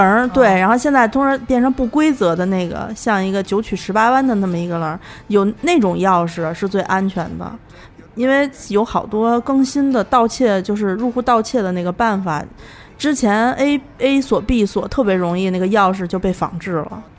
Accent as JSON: {"language": "Chinese", "town": "Datong", "region": "Shanxi", "country": "China", "tie": "born or raised there", "moved": "yes", "lives_now": "Beijing, China", "said": "我老家是坐二楼，二楼大同"}